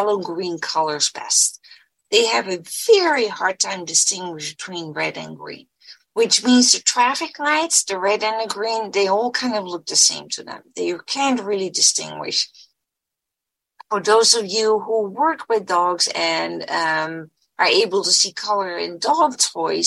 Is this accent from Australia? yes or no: no; Netherlands; moved away as an adult; now in United States; I was born and raised in the Netherlands, and I did part of my training in the Netherlands